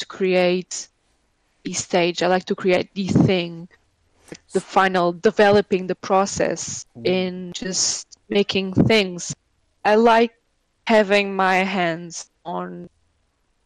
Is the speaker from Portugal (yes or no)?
yes; Évora, Alentejo, Portugal; moved away as an adult; now in Lisbon, Portugal; I'm from Évora, which is like the capital